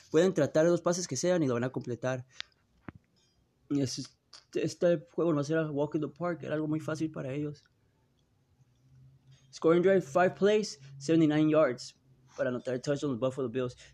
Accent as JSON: {"language": "Spanish", "town": "Tijuana", "region": "Baja California", "country": "Mexico", "tie": "born or raised there", "said": "Ah, yo soy de Frontera, San Diego, Tijuana. Eh, son de donde yo me crié y donde yo ahorita me encuentro."}